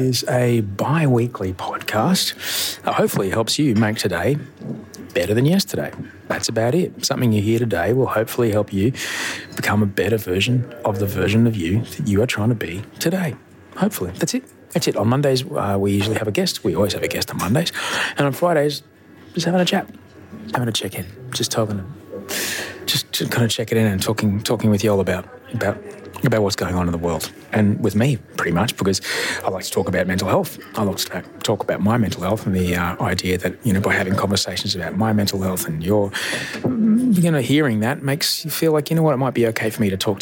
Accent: Brisbane, Queensland, Australia; also born or lived in Los Angeles, United States; now in Sydney, Australia; I grew up in Brisbane.

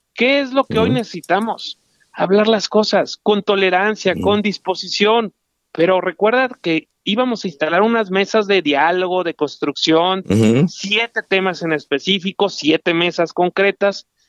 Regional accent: Mexico; Nosotros somos mexicanos de corazón, de convicción, de nacimiento.

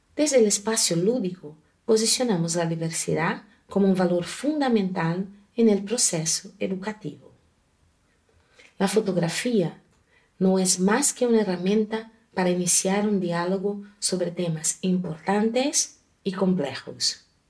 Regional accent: Brazil; Yo nací en una familia multicolorida en Brasil

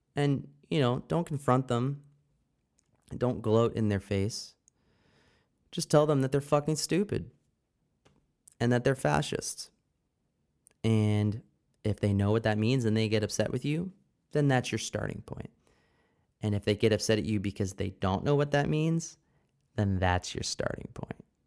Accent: Pennsylvania, United States; my home state, the sometimes great state, other times terrible state of Pennsylvania

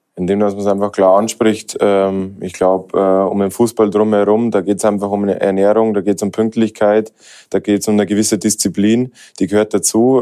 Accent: Germany; now in Austria

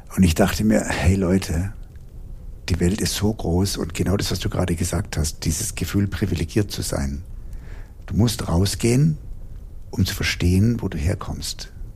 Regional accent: Heidelberg, Baden-Württemberg, Germany; bis zurück nach Heidelberg, wo ich herstamme

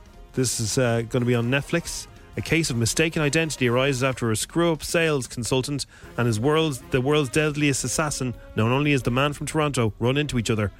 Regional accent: Ireland; accent: Irish

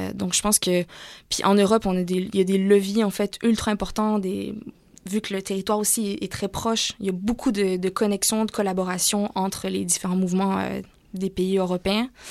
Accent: Canada; moved away as an adult; also born or lived in Montreal; now in France; chez nous au Canada

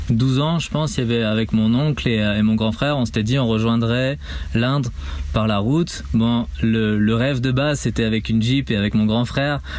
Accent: Pays de la Loire, France; also born or lived in Nîmes; je suis pas d'origine de la Mayenne, je suis né à Nîmes et on a pas mal bougé euh, partout en, en, France

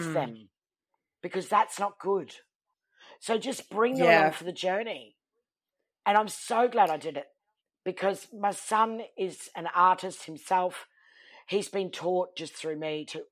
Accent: Townsville, Queensland, Australia; from Townsville

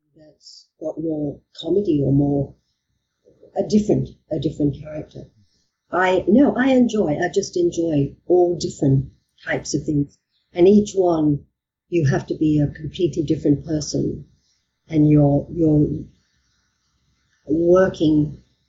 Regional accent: Australia; moved away as an adult; also born or lived in England; now in United Kingdom; I'm Australian

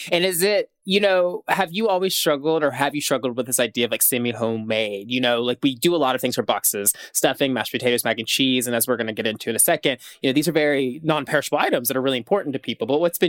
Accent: Tennessee, United States; I'm also from the South Tennessee

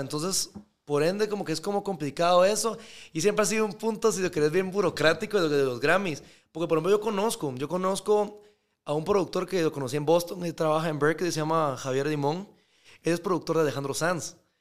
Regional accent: Guatemala; yo soy de Guatemala

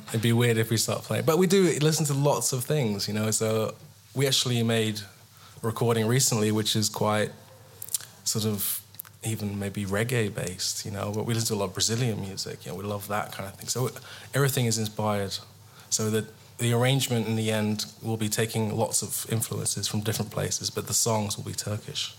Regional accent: England, United Kingdom; I'm English

